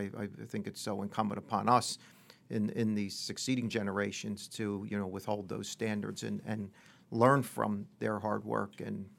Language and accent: English; Pennsylvania, United States; Well, I grew up outside of Philadelphia in the suburbs.